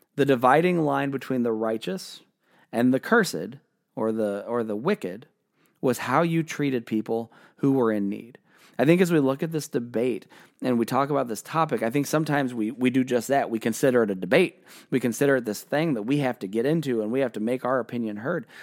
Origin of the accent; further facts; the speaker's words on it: United States; I am a, a white man born in America. Uh, I've lived in America my entire life.